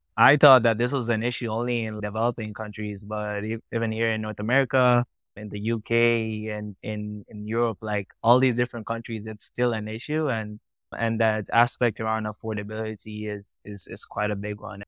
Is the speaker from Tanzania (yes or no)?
yes; Tanzania; also born or lived in Kenya; I was born and raised in Tanzania, in East Africa